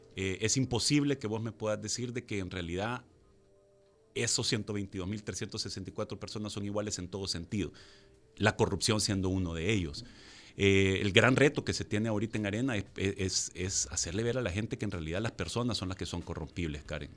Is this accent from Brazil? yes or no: no; El Salvador; como salvadoreños